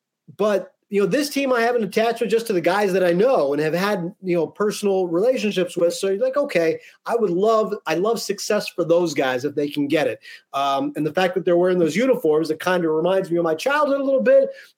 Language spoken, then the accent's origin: English; about 2 hours west of Philadelphia, Pennsylvania, United States; born and raised in Pennsylvania, about 2 hours west of Philadelphia. I was 10 years old when the Phillies won the World Series in 1980.